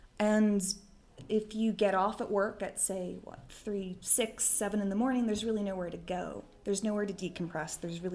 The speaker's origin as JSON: {"language": "English", "town": "Boston", "region": "Massachusetts", "country": "United States", "said": "I'm from Boston, that's what we"}